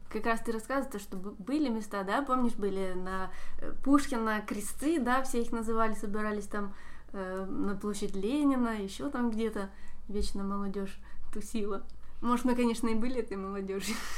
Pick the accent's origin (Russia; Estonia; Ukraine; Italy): Ukraine; Simferopol, Crimea; как для коренного жителя Симферополя, рожденного здесь